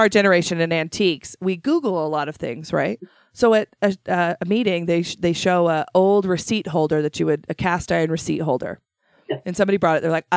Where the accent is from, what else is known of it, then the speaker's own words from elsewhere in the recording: Shelley, Idaho, United States; I'm from Shelley, born and raised.